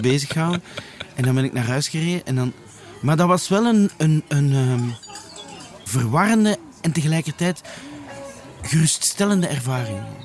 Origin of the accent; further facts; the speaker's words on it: Leuven, Flanders, Belgium; also born or lived in Antwerp / Brussels; now in Lier, Belgium; ik ben eigenlijk van Leuven